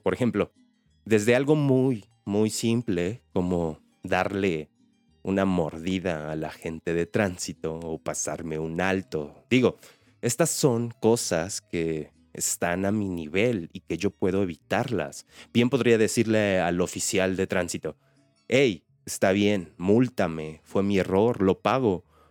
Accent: Mexico; somos los mismos mexicanos

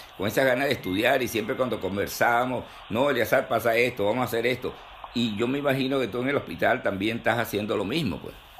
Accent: Venezuela; nuestro país

